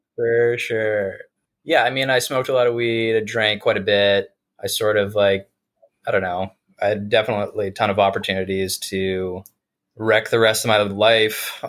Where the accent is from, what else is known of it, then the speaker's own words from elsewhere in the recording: South Burlington, Vermont, United States; I grew up in Vermont in uh, South Burlington